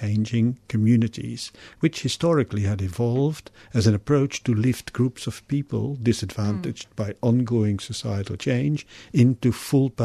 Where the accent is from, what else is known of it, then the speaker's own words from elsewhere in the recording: Belgium; moved away as an adult; also born or lived in Congo / Germany; now in Melbourne, Australia; studying social work in Belgium, my home country